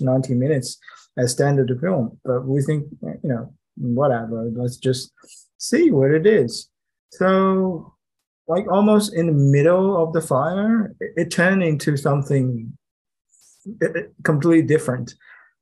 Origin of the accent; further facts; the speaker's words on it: Shanghai, China; English is a second language; moved away as an adult; Shanghai, my hometown